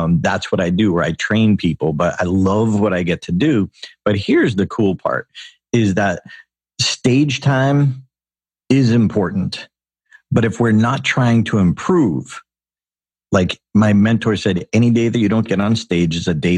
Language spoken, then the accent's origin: English; Auburn, Massachusetts, United States; Dr. Robert Goddard, who launched the first liquid fuel rocket in history in my hometown